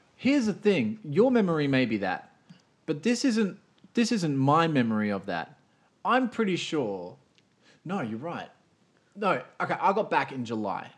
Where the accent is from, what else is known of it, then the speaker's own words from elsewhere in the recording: Australia; I'm Australian.